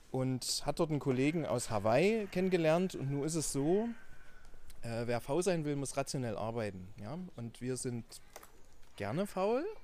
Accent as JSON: {"language": "German", "town": "Dresden", "region": "Saxony", "country": "Germany", "accent": "Saxon", "said": "Äh, man merkt es ein bisschen nur am anderen Sächsisch. Äh, ich komme aus Dresden"}